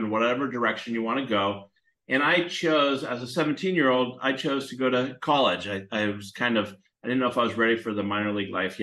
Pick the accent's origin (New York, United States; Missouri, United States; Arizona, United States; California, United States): California, United States; San Francisco Bay Area; I grew up in the San Francisco Bay Area.